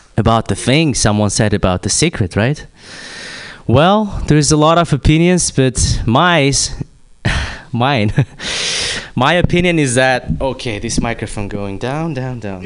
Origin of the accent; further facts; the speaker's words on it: Kazakhstan; moved away; I'm from Kazakhstan